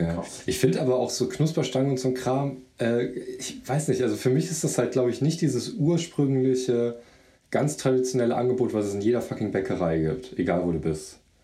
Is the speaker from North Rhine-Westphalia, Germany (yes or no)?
yes; Mönchengladbach, North Rhine-Westphalia, Germany; also ich bin ja in Gladbach groß geworden, Mönchengladbach